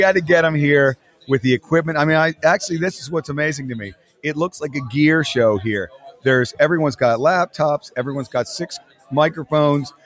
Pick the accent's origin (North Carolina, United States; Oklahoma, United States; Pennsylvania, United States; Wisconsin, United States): Pennsylvania, United States; Philadelphia; I'm from Philadelphia